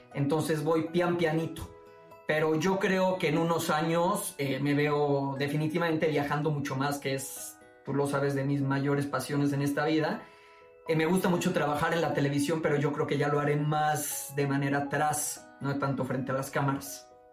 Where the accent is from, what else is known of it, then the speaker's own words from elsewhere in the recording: Boca del Río, Veracruz, Mexico; moved away as an adult; now in Mexico City, Mexico; mi pueblito, mi boca del río, Veracruz, su comida, su gente